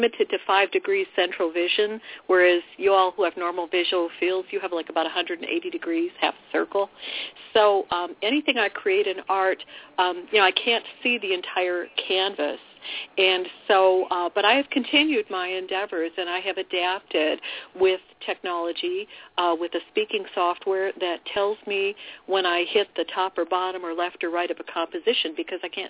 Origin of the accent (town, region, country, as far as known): Milwaukee, Wisconsin, United States